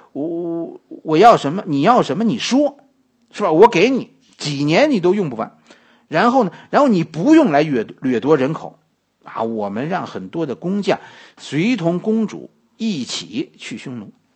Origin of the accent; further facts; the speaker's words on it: China; 我们中国人